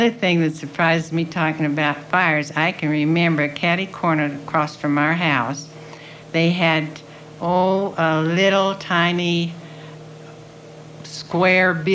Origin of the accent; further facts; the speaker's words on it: Carbondale, Colorado, United States; also born or lived in Spokane, Washington; I was born in Washington, Spok- Spokane, Washington. And uh, then we moved back to Carbondale. And I went to school here.